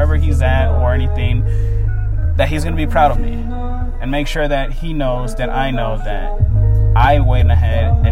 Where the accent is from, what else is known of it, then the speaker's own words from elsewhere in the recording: Oakland, California, United States; I was born and raised in Oakland